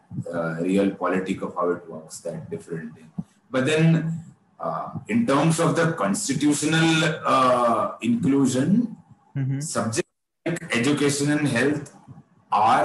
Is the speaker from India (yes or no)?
yes; Maharashtra, India; first language Kannada; English is a second language; Kannada is the mother tongue, but I've grown up in Maharashtra.